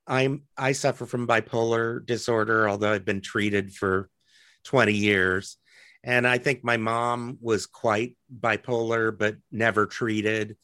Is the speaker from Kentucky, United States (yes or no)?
no; Lincoln, Nebraska, United States; moved away as an adult; also born or lived in Athens, Georgia / New York / Los Angeles; now in Omaha, United States; I really liked growing up in Lincoln